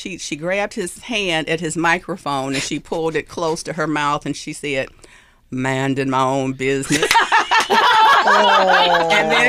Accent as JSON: {"language": "English", "town": "Detroit", "region": "Michigan", "country": "United States", "also_born_or_lived": "Rosebud, Alabama", "said": "I'm from the Detroit area, right, northwest suburb of Detroit."}